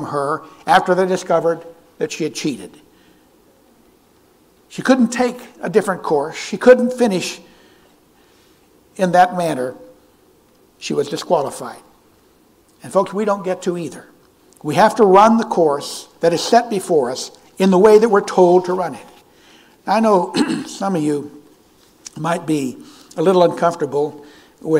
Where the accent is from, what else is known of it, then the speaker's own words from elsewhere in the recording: California, United States; moved away; When I was a young boy, I grew up in California